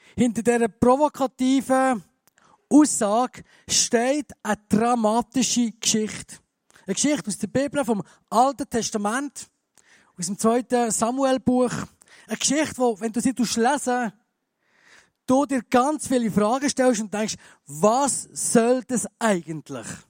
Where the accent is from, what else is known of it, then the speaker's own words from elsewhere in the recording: Bern, Switzerland; moved away as an adult; now in Graubünden, Switzerland; Ich bin ja Berner. Das hört man vielleicht noch ein bisschen